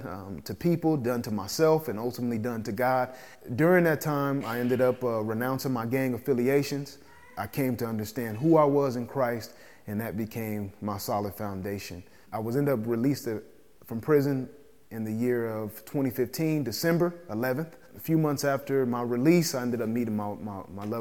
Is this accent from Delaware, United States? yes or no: no; Phoenix, Arizona, United States; I grew up here in Phoenix, Arizona